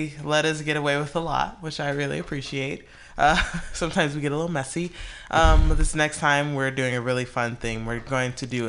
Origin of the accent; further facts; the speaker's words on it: Bloomfield Hills, Michigan, United States; now in San Francisco, United States; I grew up near Bloomfield Hills, Michigan.